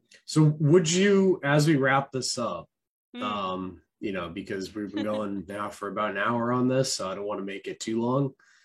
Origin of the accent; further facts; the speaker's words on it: United States; as an American